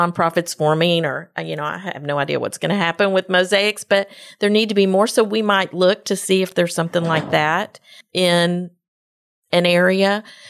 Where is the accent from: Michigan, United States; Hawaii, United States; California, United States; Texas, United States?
Texas, United States; And we're all from Woodlands, Magnolia, Spring area.